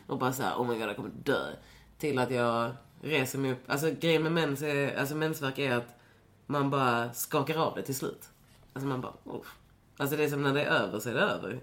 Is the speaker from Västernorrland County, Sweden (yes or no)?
no; Lund, Skåne, Sweden; jag är ju från Lund, så- eller så här, jag, jag växte ju upp i en stad där inte så mycket hände.